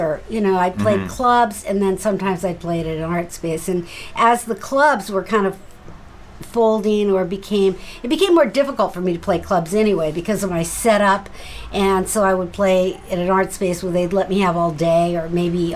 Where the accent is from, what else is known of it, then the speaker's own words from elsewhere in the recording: Seattle, Washington, United States; moved away; also born or lived in San Francisco; I'm from Seattle